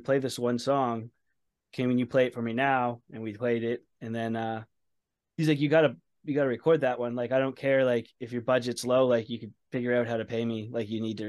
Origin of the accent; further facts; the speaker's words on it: Saint John, New Brunswick, Canada; also born or lived in Edmonton, Alberta; I ended up moving from Edmonton, Alberta back home. I'm from St. John, New Brunswick.